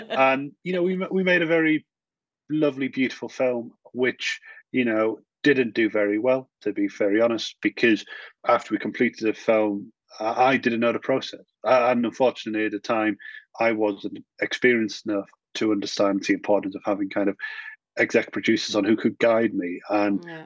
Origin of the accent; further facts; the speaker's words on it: the north of England, United Kingdom; I was very typically a northern lad